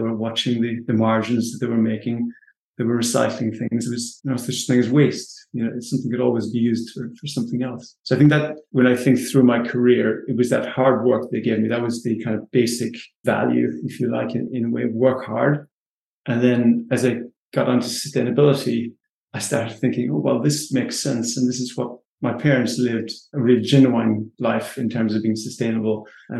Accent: southwest of Ireland, Ireland; I grew up on a small farm in the southwest of Ireland, one of six children.

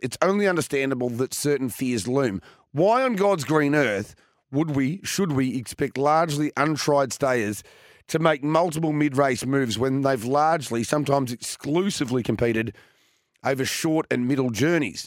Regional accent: Victoria, Australia; my home state

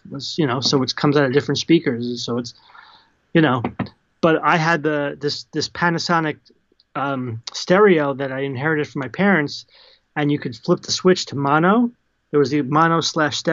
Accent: New Jersey, United States; I grew up in Central Jersey

